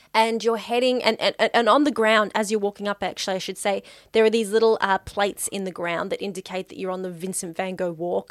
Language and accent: English; Melbourne, Victoria, Australia